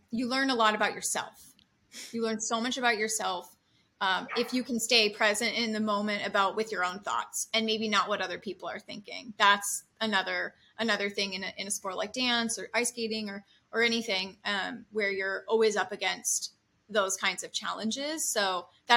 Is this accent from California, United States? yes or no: yes; Santa Rosa, California, United States; now in Los Angeles, United States; I'm from Santa Rosa, California